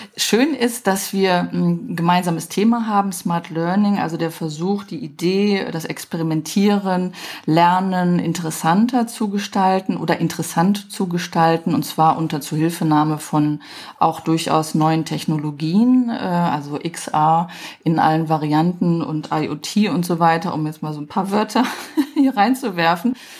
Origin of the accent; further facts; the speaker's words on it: Düsseldorf, North Rhine-Westphalia, Germany; Ich bin ja Düsseldorferin